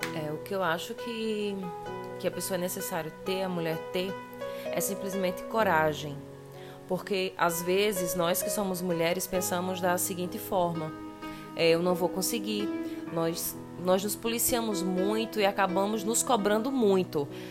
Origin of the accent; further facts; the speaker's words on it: Patos, Paraíba, Brazil; eu sou de Patos, então lá a gente é muito gaiato